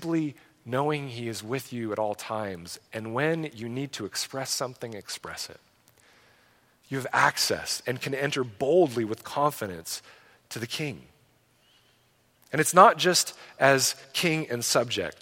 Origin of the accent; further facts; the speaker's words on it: United States; We as American Christians